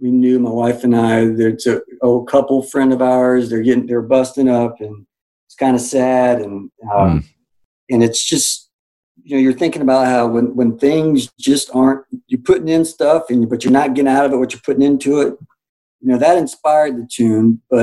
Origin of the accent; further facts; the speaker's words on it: Tallahassee, Florida, United States; I'm from Tallahassee, Florida